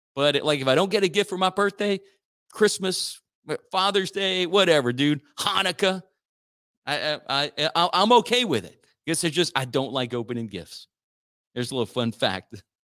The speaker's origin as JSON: {"language": "English", "town": "Church Point", "region": "Louisiana", "country": "United States", "tie": "born or raised there", "said": "I grew up in Church Point"}